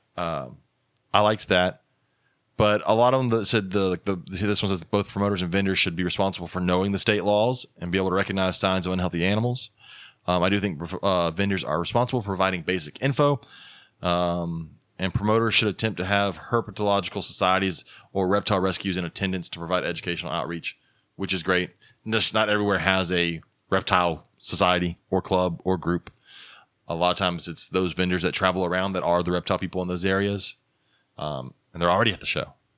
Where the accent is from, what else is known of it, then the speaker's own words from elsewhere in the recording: the South, United States; we're the South